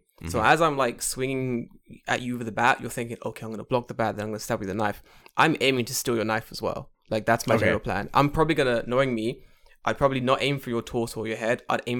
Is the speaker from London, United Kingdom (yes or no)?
yes; London, United Kingdom; I grew up in London